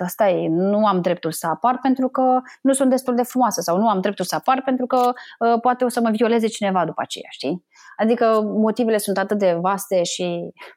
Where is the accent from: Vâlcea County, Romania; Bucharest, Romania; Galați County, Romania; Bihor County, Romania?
Bucharest, Romania; also born or lived in Moldova; eu sunt din Republica Moldova, și părinții mei s-au mutat în București